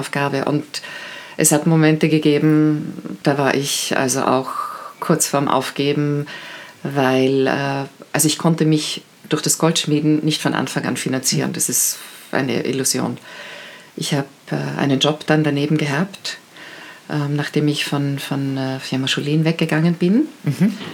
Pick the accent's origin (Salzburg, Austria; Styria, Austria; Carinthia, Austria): Carinthia, Austria; Ich bin, ich bin Kärntnerin